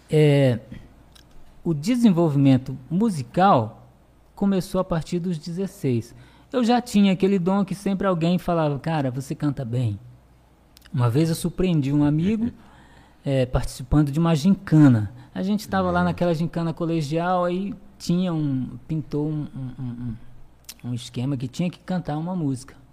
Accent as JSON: {"language": "Portuguese", "town": "Conceição do Araguaia", "region": "Pará", "country": "Brazil", "tie": "born or raised there", "said": "Bom, eu nasci em Conceição do Araguaia, no estado do Pará. Paraense. É, sou paraense. Minha cidade, ela é uma cidade turística, né?"}